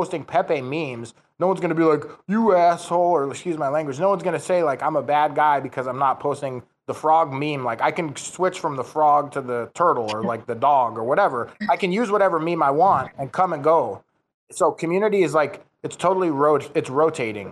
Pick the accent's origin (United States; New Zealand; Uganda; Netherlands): United States; moved away; I'm from the United States originally